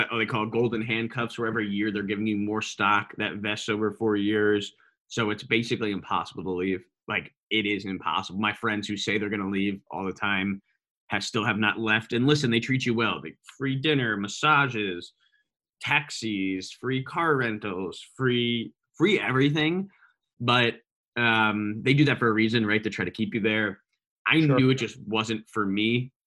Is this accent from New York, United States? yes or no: yes; New York, United States; He was from Boston, was in the startup community there. I was from New York. We both didn't really fit in on the West Coast.